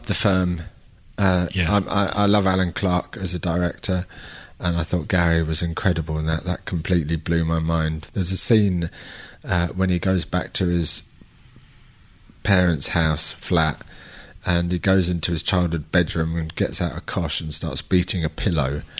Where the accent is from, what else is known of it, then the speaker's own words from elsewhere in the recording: London, United Kingdom; We're both from London